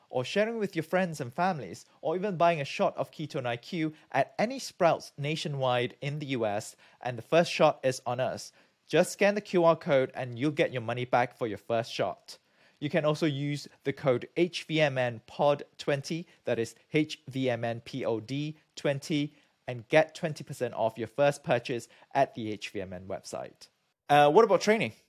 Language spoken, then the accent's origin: English; Malaysia; moved away; also born or lived in United Kingdom; I'm from Malaysia